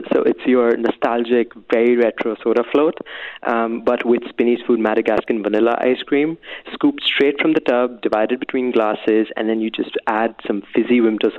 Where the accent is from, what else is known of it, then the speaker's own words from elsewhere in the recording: Mumbai, Maharashtra, India; now in Dubai, United Arab Emirates; So I grew up in Bombay